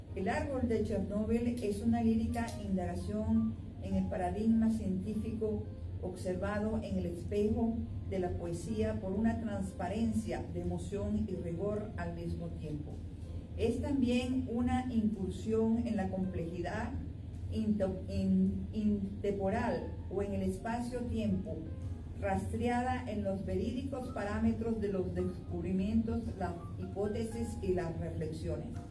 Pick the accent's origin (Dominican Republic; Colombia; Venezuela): Venezuela; also born or lived in Mexico; yo soy de Venezuela, eh, o sea, nací en México, pero yo me crié en Venezuela.